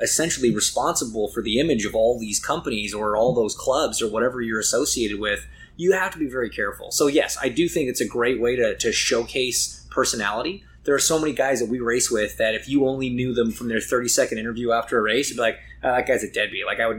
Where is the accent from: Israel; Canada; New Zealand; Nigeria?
Canada; I'm so lucky that we get to go race, not just in my home country, but quite literally my backyard.